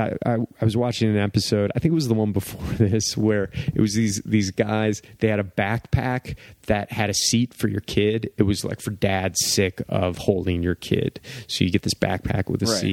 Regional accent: East Coast, United States; I'm from the East Coast

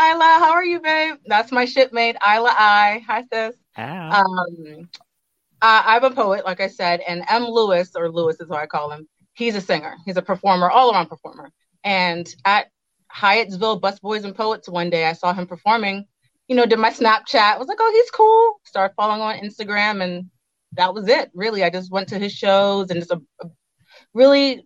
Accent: Jamaica; moved away; my first time ever going back to my home country, Jamaica

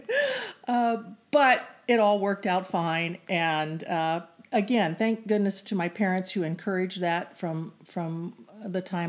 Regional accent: Phoenix, Arizona, United States; I grew up in Phoenix and won at a Phoenix high school

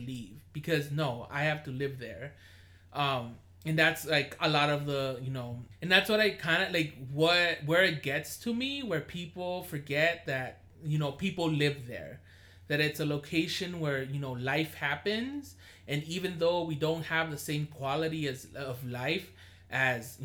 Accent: Los Angeles, California, United States; moved away; I'm from Koreatown

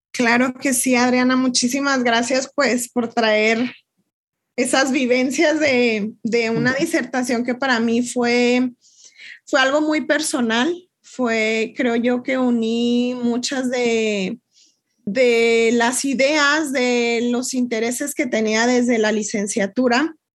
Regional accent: El Paso, Texas, United States; now in Ciudad Juárez, Mexico; Yo nací en El Paso, Texas y vivo en Ciudad Juárez

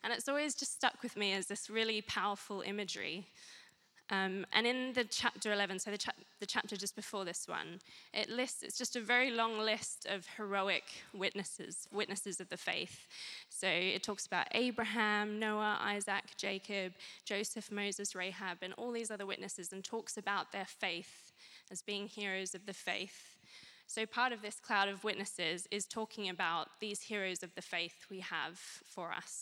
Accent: Australia; moved away as an adult; now in Guildford, United Kingdom; I'm originally from Australia

